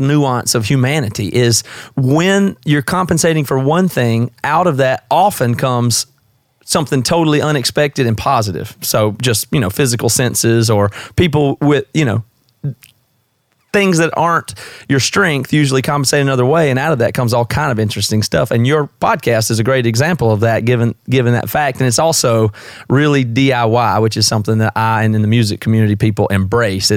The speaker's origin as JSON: {"language": "English", "region": "South Carolina", "country": "United States", "moved": "as an adult", "lives_now": "Seattle, United States", "said": "my accent is obviously not from the Northwest. I'm from the South. I'm from South Carolina originally, but I've been here about 16 years"}